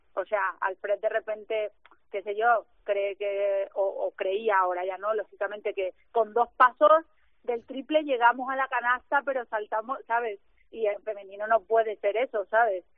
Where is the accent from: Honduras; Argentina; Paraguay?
Paraguay; moved away; que soy de Paraguay